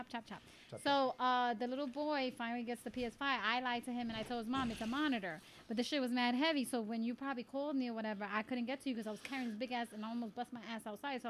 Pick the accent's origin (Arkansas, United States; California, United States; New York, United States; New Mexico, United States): New York, United States; accent: New Yorker; But I was born here in New York.